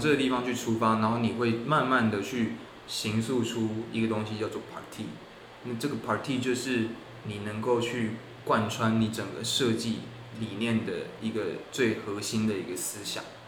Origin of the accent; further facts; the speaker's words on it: Tainan, Taiwan; moved away as an adult; now in Hong Kong; 我高中在台南念书